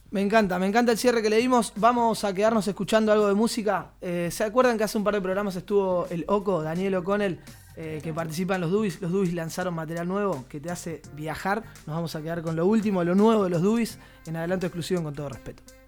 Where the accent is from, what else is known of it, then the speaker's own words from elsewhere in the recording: Argentina; now in Barcelona, Spain; personas como nosotros, que somos argentinos, que vivimos en Barcelona